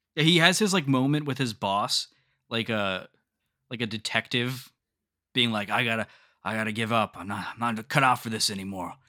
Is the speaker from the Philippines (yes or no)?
no; the North, Northern United States, United States; as a northern boy